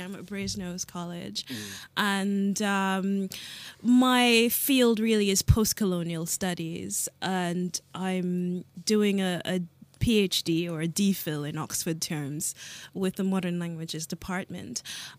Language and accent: English; Jamaica; born there; I'm not African. I'm Jamaican by birth, and I've lived, well, too many places to mention here.